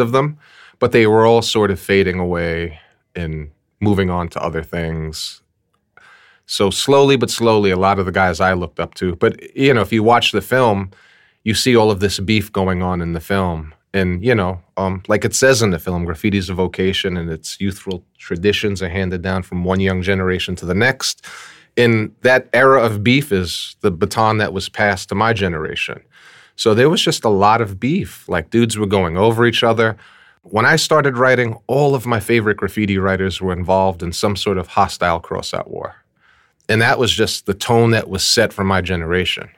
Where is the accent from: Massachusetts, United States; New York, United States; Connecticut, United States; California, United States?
New York, United States; New York City; born or raised there